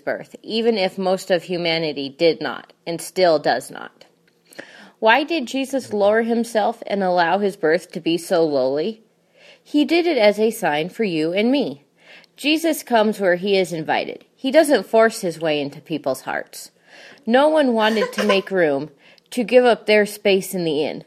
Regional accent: Wyoming, United States; I grew up in Wyoming

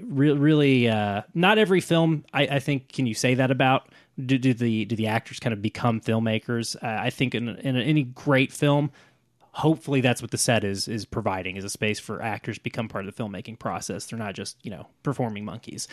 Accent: Oklahoma City, Oklahoma, United States; growing up in Oklahoma City suburbs

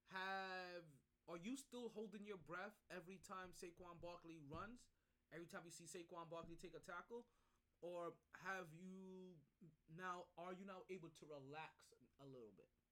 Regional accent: New York, United States; as a New Yorker myself

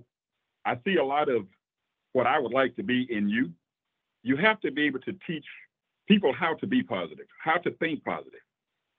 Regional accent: Louisiana, United States; growing up in Louisiana as a kid

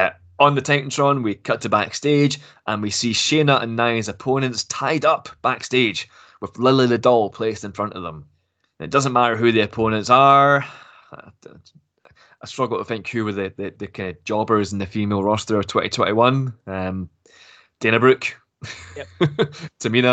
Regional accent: Glasgow, Scotland, United Kingdom; Yeah, I'm actually from Glasgow as well, but I don't have the accent.

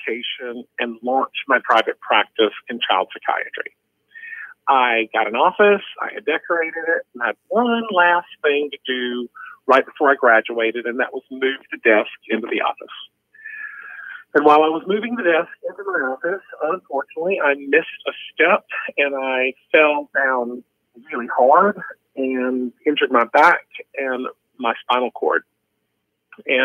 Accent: the South, United States; moved away as an adult; also born or lived in Rhode Island; I grew up in the South

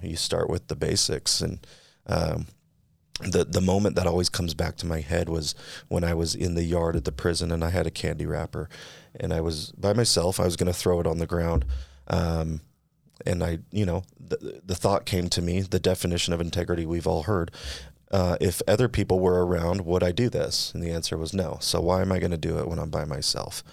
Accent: California, United States; now in Utah, United States; I'm from California

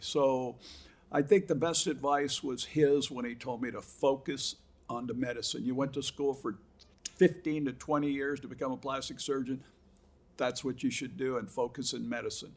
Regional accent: Huntington Beach, California, United States; also born or lived in Boston; I was five years old when I came from Boston and okay. lived at Huntington Beach all my life.

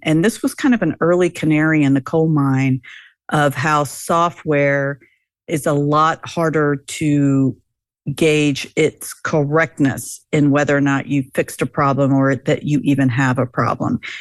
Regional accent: United States

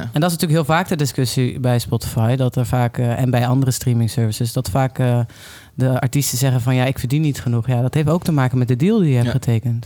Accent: Limburg, Netherlands; ik kom uit Limburg.

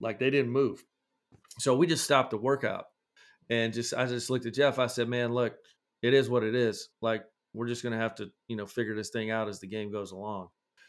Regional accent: Scotland, United Kingdom; You know, I grew up in Scotland, so there was a lot going on at that time in like the 80s with maybe Russia or somebody.

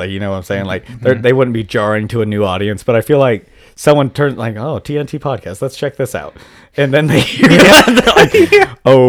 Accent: United States; We're so American.

